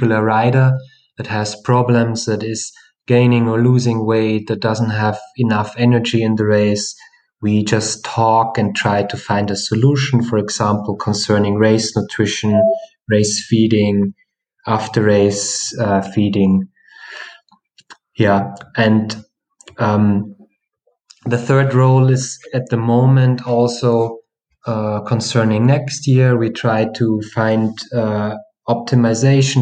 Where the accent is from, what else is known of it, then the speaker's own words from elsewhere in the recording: Bavaria, Germany; I'm from Bavaria in Germany